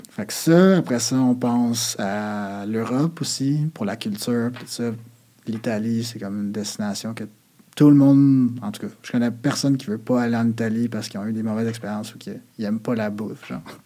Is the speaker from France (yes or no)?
no; Quebec, Canada; on est Québécois